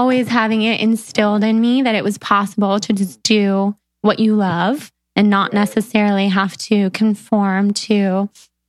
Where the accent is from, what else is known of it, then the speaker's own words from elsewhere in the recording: Sacramento, California, United States; I was from Sacramento